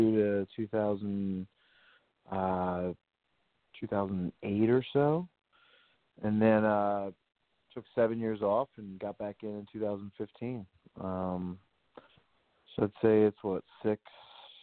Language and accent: English; Philadelphia, Pennsylvania, United States; moved away as an adult; also born or lived in Louisville; I grew up in the Philadelphia area